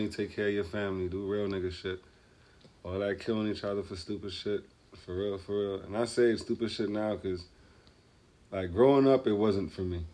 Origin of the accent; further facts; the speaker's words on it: New York City, New York, United States; I'm from Brooklyn. Clarkson, East 95th